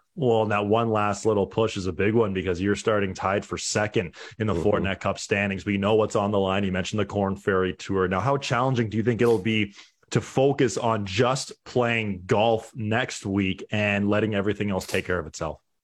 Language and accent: English; Canada; we're Canadian